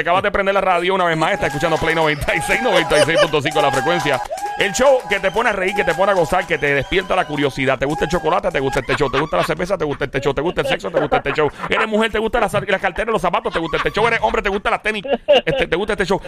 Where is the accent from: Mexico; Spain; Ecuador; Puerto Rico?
Puerto Rico; Caguas; Cagua es mi pueblo